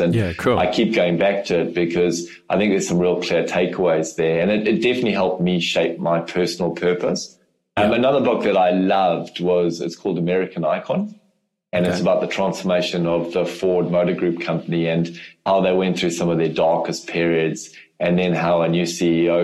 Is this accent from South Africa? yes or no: yes; South Africa; accent: South African; also born or lived in Europe; now in New Zealand; I am from Africa originally, so I still obviously speak with a South African accent, but New Zealand is home